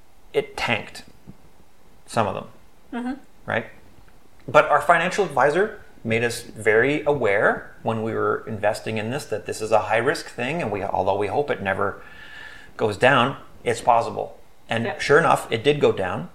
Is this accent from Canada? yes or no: yes; Canada; we're from Canada